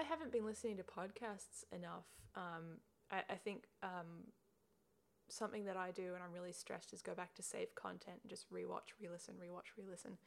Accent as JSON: {"language": "English", "town": "Perth", "region": "Western Australia", "country": "Australia", "moved": "yes", "lives_now": "Melbourne, Australia", "said": "I'm from Perth yeah. originally"}